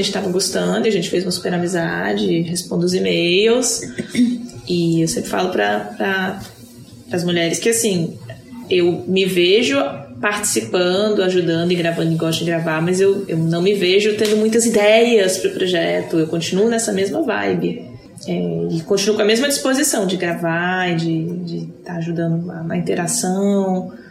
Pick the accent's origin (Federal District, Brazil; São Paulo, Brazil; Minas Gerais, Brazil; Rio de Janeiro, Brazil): Federal District, Brazil; Brasília; Sou de Brasília e estou em Florianópolis.